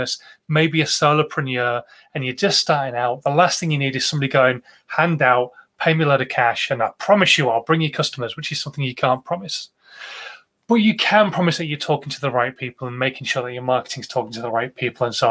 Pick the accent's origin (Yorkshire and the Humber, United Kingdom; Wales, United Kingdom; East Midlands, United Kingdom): Yorkshire and the Humber, United Kingdom; Being a Yorkshireman